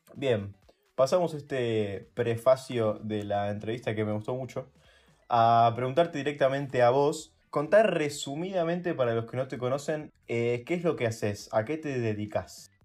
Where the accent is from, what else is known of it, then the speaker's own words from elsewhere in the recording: Buenos Aires, Argentina; vamos al, al mismo colegio, vamos en la ciudad de Buenos Aires nosotros